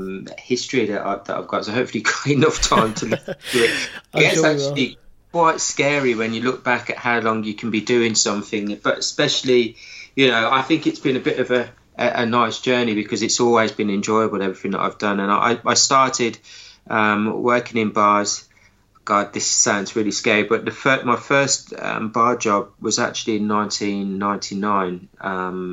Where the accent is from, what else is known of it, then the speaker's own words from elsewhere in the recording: Birmingham, West Midlands, United Kingdom; accent: hybrid; Went to my home town of Birmingham, if you can't tell by my accent, which is a bit of a hybrid accent these days